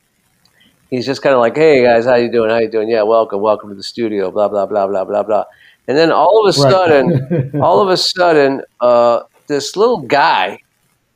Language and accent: English; Los Angeles, California, United States; I'm from Los Angeles, Derek, and I grew up in the 80s